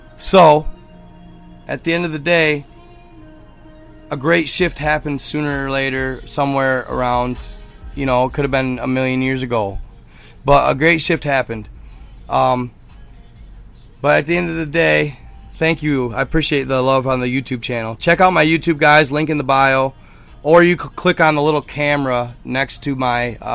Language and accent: English; Michigan, United States; I'm from Michigan.